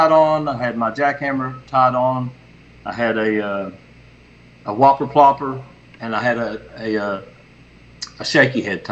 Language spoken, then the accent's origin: English; Wayne County, West Virginia, United States; now in Bluefield, United States; I'm from Bluefield, West Virginia, Wayne County originally in West Virginia